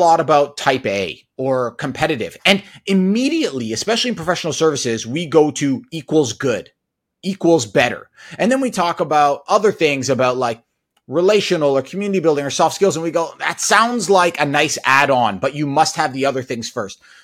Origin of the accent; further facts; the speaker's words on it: Toronto, Ontario, Canada; also born or lived in United States; I grew up in the Toronto area